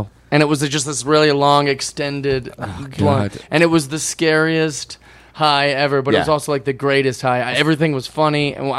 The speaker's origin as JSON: {"language": "English", "town": "Seattle", "region": "Washington", "country": "United States", "said": "and I'm from Seattle."}